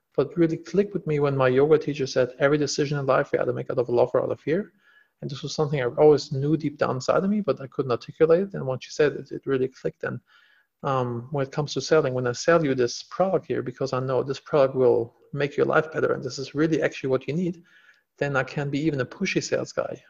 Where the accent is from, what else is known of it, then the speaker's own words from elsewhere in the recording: Germany; moved away as an adult; now in Los Angeles, United States; I'm originally from Germany